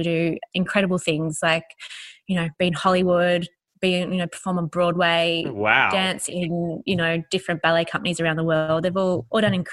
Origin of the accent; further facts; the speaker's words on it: Sydney, New South Wales, Australia; I grew up in Alfords Point, which is southwest in Sydney